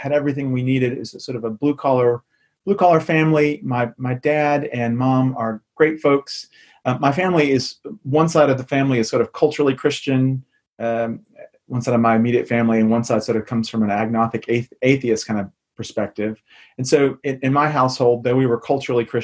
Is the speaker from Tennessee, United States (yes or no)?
yes; Memphis, Tennessee, United States; moved away as an adult; also born or lived in Chicago / England; now in London, United Kingdom; I'm from Memphis, so I'm a son of the Deep South